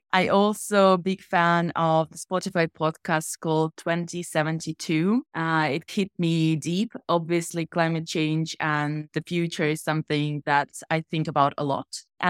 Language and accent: English; Helsinki, Uusimaa, Finland; I grew up in Helsinki, in Finland.